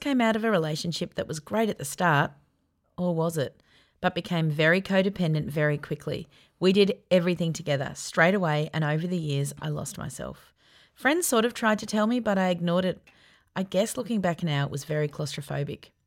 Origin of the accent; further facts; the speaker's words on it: Yarra Valley, Victoria, Australia; Growing up in the Yarra Valley